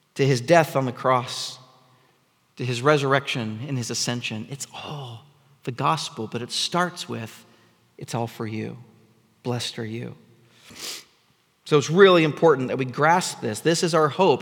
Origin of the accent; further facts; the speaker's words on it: United States; here in the West, in the Seattle area, um, because, because we're American.